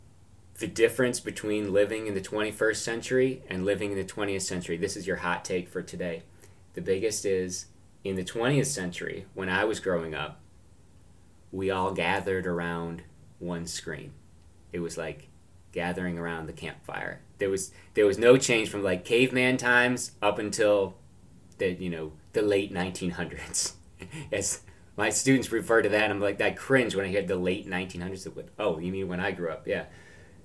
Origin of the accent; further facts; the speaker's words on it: Binghamton, New York, United States; moved away as an adult; now in Washington, D.C. area, United States; my hometown, Binghamton, New York